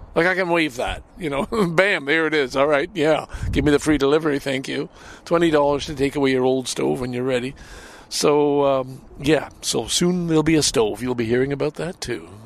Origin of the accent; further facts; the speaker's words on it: Canada; as a Canadian